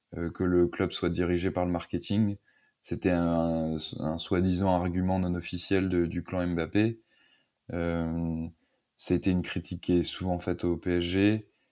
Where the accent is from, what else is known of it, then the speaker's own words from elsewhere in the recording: the West, western France, France; also born or lived in Paris; Je viens de l'Ouest, au départ.